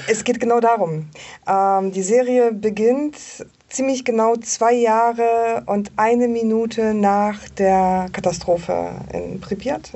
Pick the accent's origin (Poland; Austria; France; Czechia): Poland; moved away; ich komme ja aus Polen